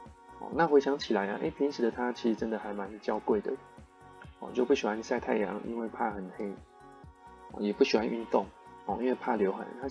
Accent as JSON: {"language": "Chinese", "region": "Yilan County", "country": "Taiwan", "said": "我当时我从宜兰来的，我也没有想太多，这样子想说哦，台北可能都是开餐厅餐馆比较多这样子。"}